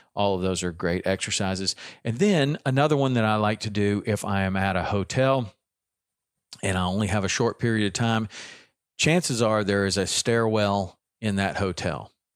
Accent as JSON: {"language": "English", "region": "the South", "country": "United States", "accent": "southern", "said": "my southern accent"}